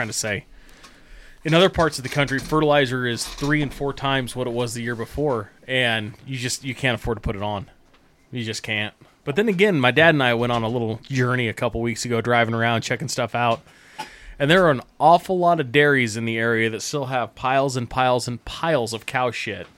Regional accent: Idaho, United States; I grew up in Idaho on a farm

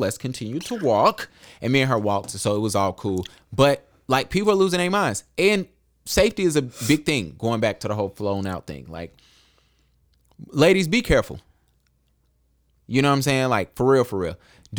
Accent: Charlotte, North Carolina, United States; for me, because I'm from Charlotte.

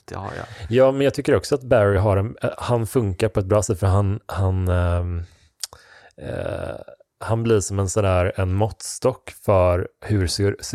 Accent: Motala, Östergötland, Sweden; moved away as an adult; jag växte upp i Motala, jag är född här faktiskt.

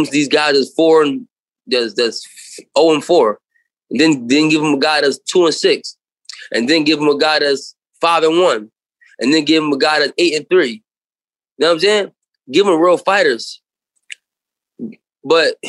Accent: Philadelphia, Pennsylvania, United States; I'm from Philly. I got the whole Philly behind me

